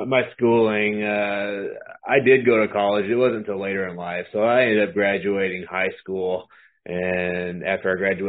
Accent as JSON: {"language": "English", "region": "California", "country": "United States", "tie": "born there", "said": "No, I'm not from Missouri, actually. I was actually born in California, so I'm built in California."}